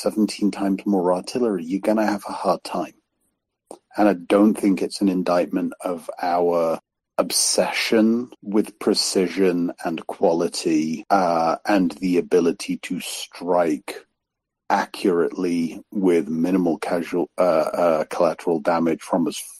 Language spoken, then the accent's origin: English; United Kingdom; moved away; I'm British